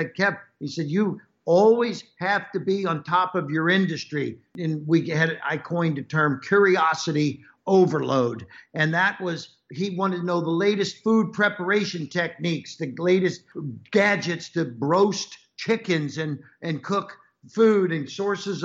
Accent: Cincinnati, Ohio, United States; I was born and raised in Cincinnati, Ohio

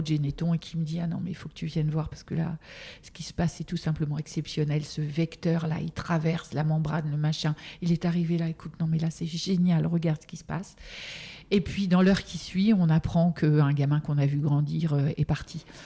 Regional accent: Normandy, France; je suis normande à l'origine

